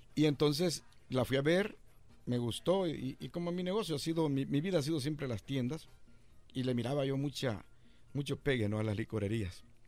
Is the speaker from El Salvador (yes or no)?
yes; El Salvador; moved away as an adult; Yo llegué de El Salvador en 1981, eh, en medio del enorme conflicto que teníamos en El Salvador